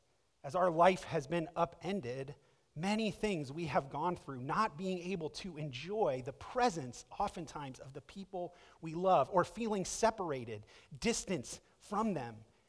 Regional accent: Akron, Ohio, United States; also born or lived in Egypt; the opportunity came for me to stay with another family that was in my hometown of Akron and to go back to my high school that I had gone to previously before we moved.

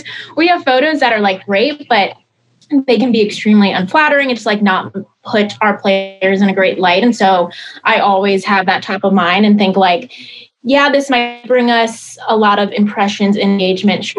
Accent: Baltimore, Maryland, United States; moved away as an adult; now in Los Angeles, United States; growing up in the Baltimore area, like we all have, I grew up around Ravens

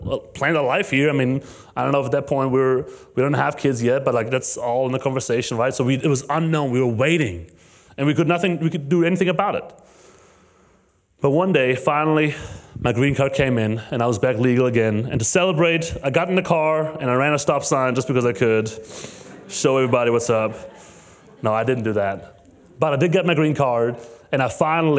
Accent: Germany; English is a second language; moved away as an adult; now in United States; I'm from Germany

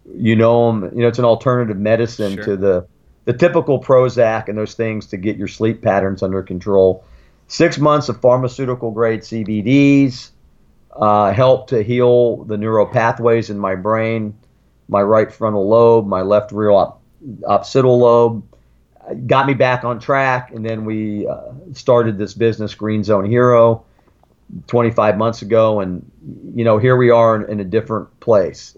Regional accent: Sarasota, Florida, United States; also born or lived in Germany; I grew up in Florida.

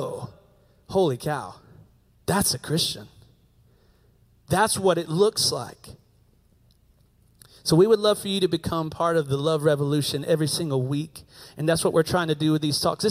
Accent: Table Rock, United States; I'm an American from Table Rock, so I don't speak Italiano

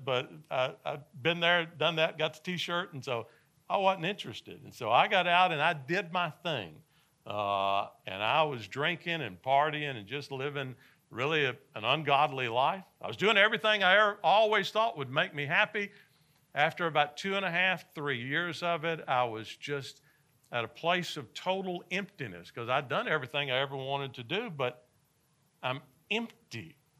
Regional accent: Nashville, Tennessee, United States; I grew up in Nashville, Tennessee

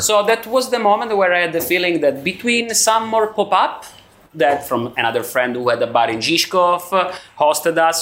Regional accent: Cosenza, Calabria, Italy; moved away as an adult; also born or lived in Brno, Czech Republic; now in Prague, Czech Republic; I'm from Cosenza. It's a medium town in south of Italy, in Calabria.

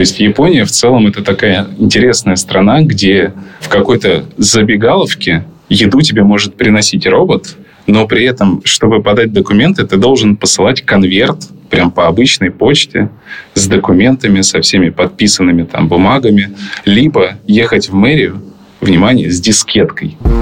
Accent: Ukraine; also born or lived in Russia / Tbilisi, Georgia; now in Japan; я родился и вырос в Украине

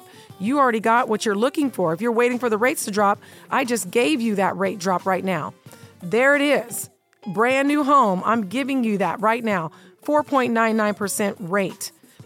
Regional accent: North Las Vegas, Nevada, United States; North Town where I grew up, went to Rancho

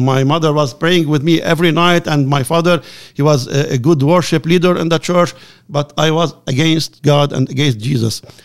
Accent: Lebanon; I am from Lebanon.

